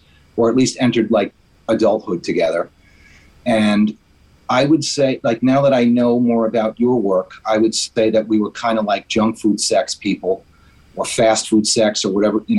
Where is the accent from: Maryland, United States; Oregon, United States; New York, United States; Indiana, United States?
New York, United States; I'm from New York. And we're in New York now